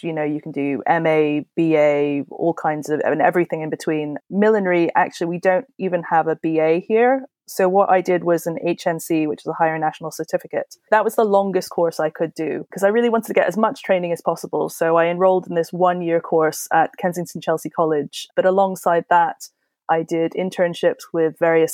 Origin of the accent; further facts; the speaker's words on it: Hong Kong; moved away as an adult; also born or lived in India; now in London, United Kingdom; I was born in Hong Kong, I was raised in Hong Kong and India, and now I'm based in London.